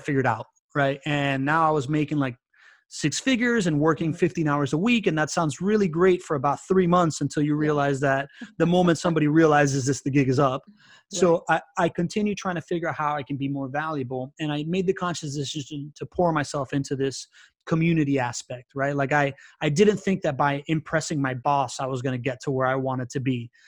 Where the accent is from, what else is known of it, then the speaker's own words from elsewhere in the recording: Miami, Florida, United States; now in Jacksonville, United States; And later on, we moved back to Miami when I was 9 years old. And that's where I grew up in South Florida. And I really very much identify myself as a Miamian.